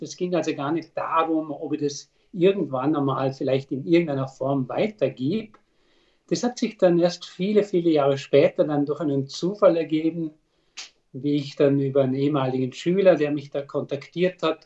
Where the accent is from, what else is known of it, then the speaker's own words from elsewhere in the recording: Austria; bei uns in Österreich